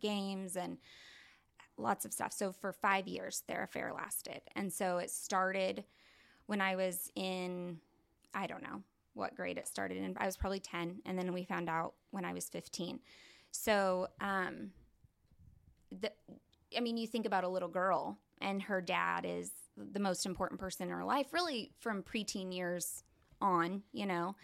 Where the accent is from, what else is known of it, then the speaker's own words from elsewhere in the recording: Tulsa, Oklahoma, United States; also born or lived in Norman, Oklahoma / Keys, Oklahoma; we moved here, um, in Tulsa to Union Public Schools.